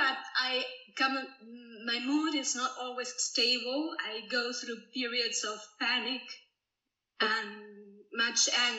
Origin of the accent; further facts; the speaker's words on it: Buenos Aires, Argentina; I'm from Buenos Aires.